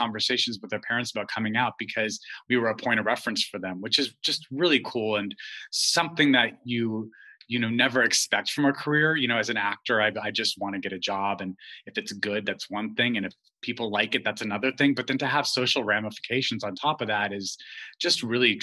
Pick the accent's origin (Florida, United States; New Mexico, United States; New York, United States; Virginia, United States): New Mexico, United States; Albuquerque; I grew up gay in Albuquerque, New Mexico